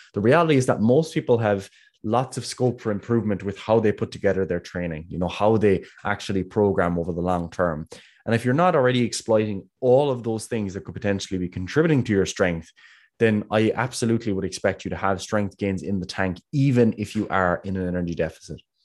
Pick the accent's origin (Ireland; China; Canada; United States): Ireland; Kerry, Munster; I'm from Kerry